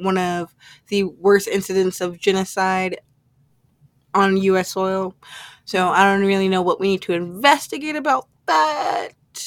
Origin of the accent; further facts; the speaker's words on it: Indianapolis, Indiana, United States; here in my hometown in Indianapolis